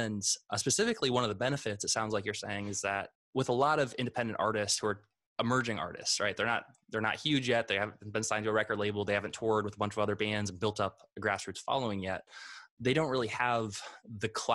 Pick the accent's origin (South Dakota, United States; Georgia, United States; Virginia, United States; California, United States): South Dakota, United States; Vermillion; We grew up in Vermilion, South Dakota, like a very small town